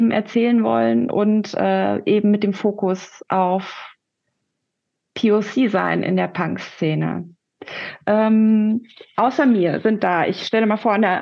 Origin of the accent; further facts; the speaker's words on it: Rhineland, Germany; now in Berlin, Germany; Ich bin kurz überlegen, 1977 geboren, ich komme aus dem Rheinland, lebe aber seit über 20 Jahren in Berlin. Meine Eltern sind aus Korea, sowohl Nord als auch Süd.